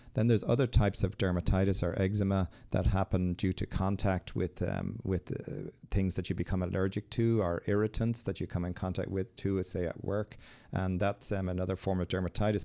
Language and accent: English; Ireland; I'm from Ireland